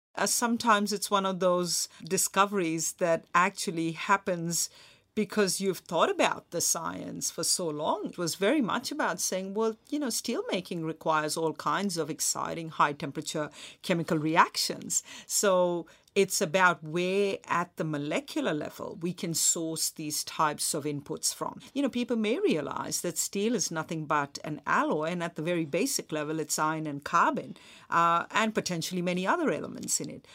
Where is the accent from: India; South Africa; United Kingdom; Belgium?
India; Mumbai, Maharashtra; moved away; also born or lived in Australia; when I was a kid growing up in Mumbai